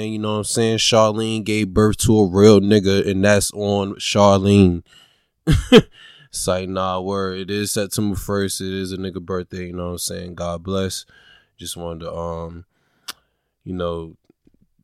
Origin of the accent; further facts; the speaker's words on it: Norfolk, Virginia, United States; I am a Norfolk, Virginia native. I was born and raised in Norfolk, Virginia, which means I do represent the 757